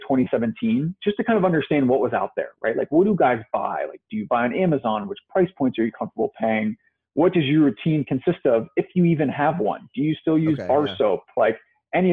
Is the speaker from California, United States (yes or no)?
no; Ohio, United States; also born or lived in Chicago / San Francisco; now in New York, United States; I'm kind of from Ohio, I was living in Chicago at the time.